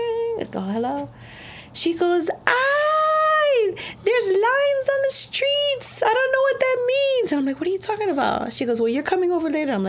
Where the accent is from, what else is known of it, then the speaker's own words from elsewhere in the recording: New York City, New York, United States; I'm from, born and raised in East New York, Brooklyn.